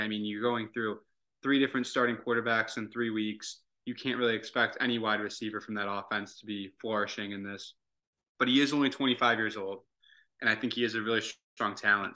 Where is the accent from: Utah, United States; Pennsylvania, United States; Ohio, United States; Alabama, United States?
Ohio, United States; Dayton; now in Atlanta, United States; from Dayton